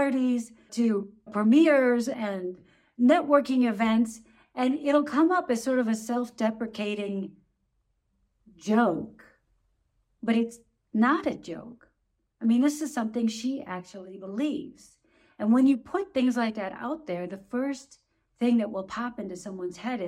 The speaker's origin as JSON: {"language": "English", "country": "United States", "moved": "as an adult", "lives_now": "Germany"}